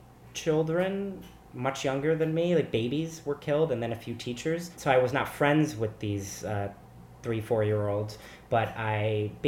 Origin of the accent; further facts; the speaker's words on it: Newtown, Connecticut, United States; also born or lived in New York State; now in New York City, United States; I grew up in Newtown, Connecticut, which made world headlines back in 2012 when I was in seventh grade at the Catholic school